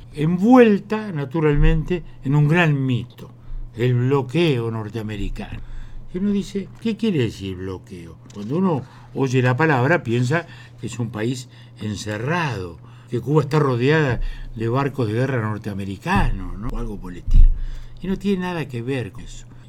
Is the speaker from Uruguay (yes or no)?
yes; Uruguay; como uruguayos